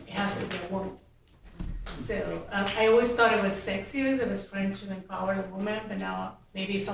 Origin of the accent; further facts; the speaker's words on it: Mexico; I'm from Mexico.